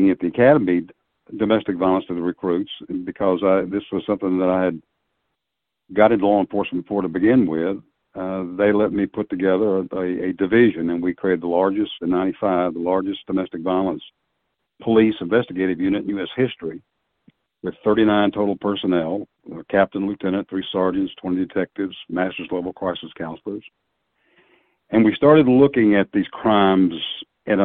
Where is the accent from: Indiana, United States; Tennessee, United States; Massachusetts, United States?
Tennessee, United States; also born or lived in Wichita, Kansas; migrated back to my home state of Tennessee from Kansas